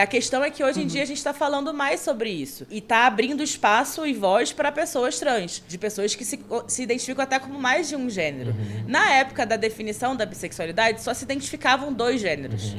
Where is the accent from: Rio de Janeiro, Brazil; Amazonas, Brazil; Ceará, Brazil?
Rio de Janeiro, Brazil; moved away as an adult; now in São Paulo, Brazil; eu sou carioca, sou humorista, moro em São Paulo há mais ou menos, vai fazer quatro anos esse ano